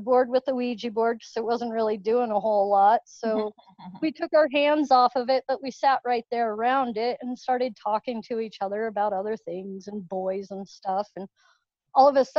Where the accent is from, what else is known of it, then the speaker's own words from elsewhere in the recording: Littleton, Colorado, United States; also born or lived in Parker, Colorado; I grew up in Littleton, Colorado. I'm not too far away, living out in Parker now